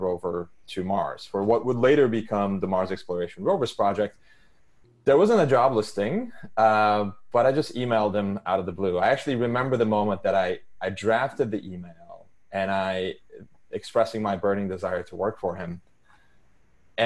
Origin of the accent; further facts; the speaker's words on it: Istanbul, Turkey; English is a second language; moved away as an adult; I was born and raised in Istanbul, Turkey. I lived there until I was 17.